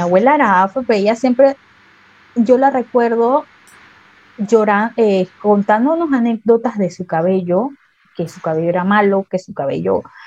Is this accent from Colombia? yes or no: no; Panama; como buena panameña yo tengo de todos lados